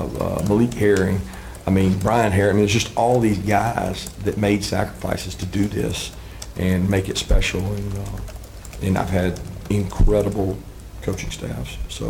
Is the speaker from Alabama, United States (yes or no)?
yes; Alabama, United States; growing up in Alabama with my dad being a high school coach.